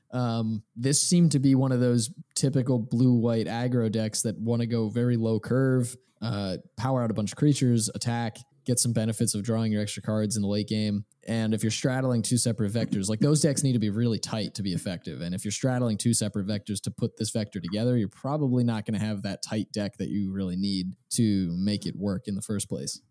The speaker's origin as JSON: {"language": "English", "region": "New Jersey", "country": "United States", "said": "I was from South Jersey"}